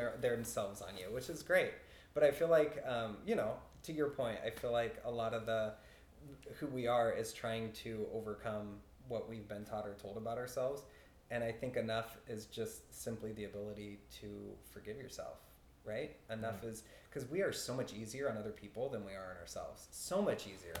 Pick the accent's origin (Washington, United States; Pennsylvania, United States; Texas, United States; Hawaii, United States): Washington, United States; Kent; In Kent